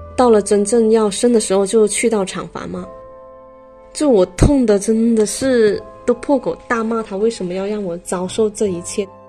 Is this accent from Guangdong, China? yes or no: yes; Foshan, Guangdong, China; 我来自佛山，今年的话二十九岁